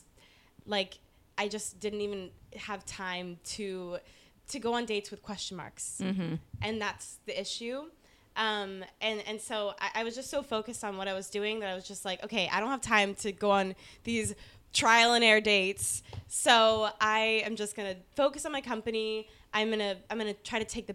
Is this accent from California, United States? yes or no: yes; Orange County, California, United States; moved away as an adult; now in Los Angeles, United States; I grew up in Orange County, so not too far